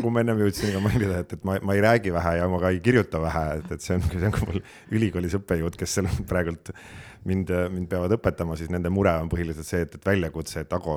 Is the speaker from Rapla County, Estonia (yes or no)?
no; Harju County, Estonia; ma olen tõesti, võiks öelda, elupõline harjumaalane ja, ja, ja juurte järgi tegelikult üldse mulk.